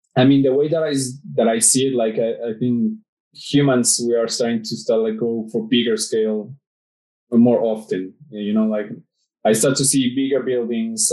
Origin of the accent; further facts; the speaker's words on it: Mexico; in my city in my hometown